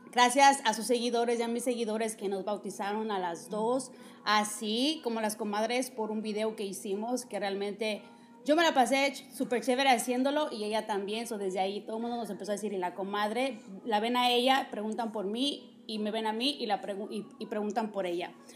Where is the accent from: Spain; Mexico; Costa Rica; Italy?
Mexico; moved away; yo soy de México